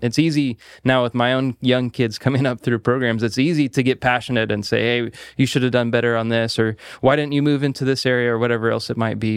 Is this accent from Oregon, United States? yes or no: yes; Salem, Oregon, United States; I actually grew up here in Salem. So, I, I was raised here